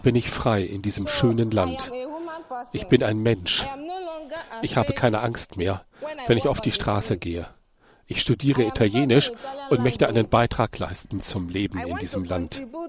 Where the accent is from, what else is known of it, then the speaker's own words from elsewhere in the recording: Nigeria; moved away as an adult; also born or lived in Libya; ich komme aus Afrika, aus Nigeria